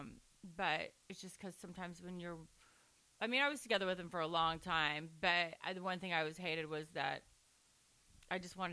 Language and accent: English; Orange County, California, United States; accent: Valley; I'm from Orange County